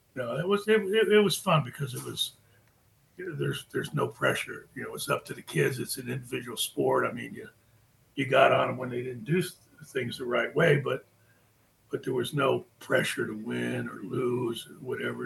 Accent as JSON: {"language": "English", "region": "Florida", "country": "United States", "tie": "born or raised there", "also_born_or_lived": "Fort Belvoir, Virginia", "said": "I was born in Fort Fort Belvoir, Virginia, and my my mom and dad worked in the Pentagon. So from there they they came to Florida. My dad was in the hotel business, so that's why we we're in Florida. Got here when I was like five years old."}